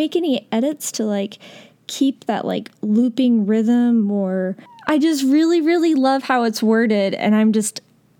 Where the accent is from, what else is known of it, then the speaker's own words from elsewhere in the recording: United States; for me as an American